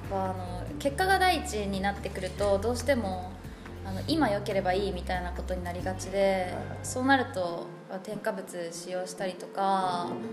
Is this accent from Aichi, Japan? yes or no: no; Nishiwaga, Iwate, Japan; 岩手県の西阿賀町というとこ出身です